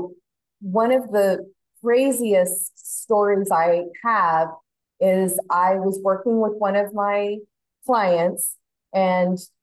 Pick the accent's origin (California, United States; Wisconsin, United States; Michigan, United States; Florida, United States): California, United States; Turlock; now in Folsom, United States; I grew up in Turlock